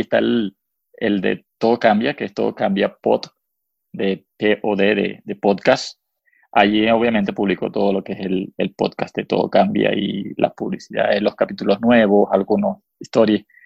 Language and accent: Spanish; Venezuela; first language Spanish; moved away as an adult; now in United States